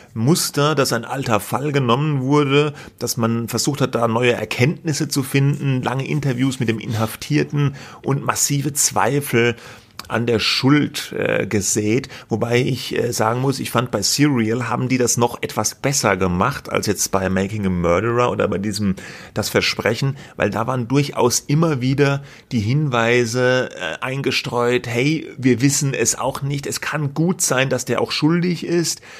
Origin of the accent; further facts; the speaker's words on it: Germany; als Deutscher